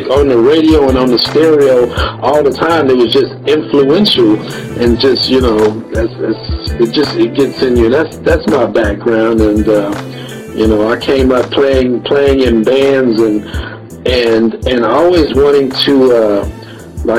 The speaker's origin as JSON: {"language": "English", "town": "Oklahoma City", "region": "Oklahoma", "country": "United States", "tie": "born or raised there", "also_born_or_lived": "Dallas-Fort Worth, Texas", "moved": "yes", "said": "I grew up in the Midwest or Southwest, whatever you want to call it, that down in Oklahoma where I'm from"}